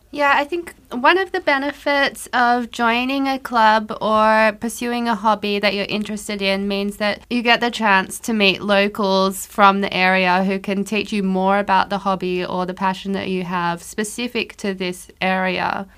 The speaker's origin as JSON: {"language": "English", "country": "Australia", "also_born_or_lived": "Tokyo", "moved": "as an adult", "lives_now": "Luxembourg", "said": "I'm Australian"}